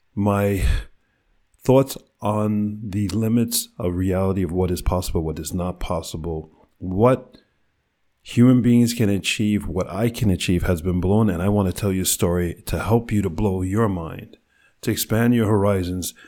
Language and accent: English; New York City, New York, United States; born or raised there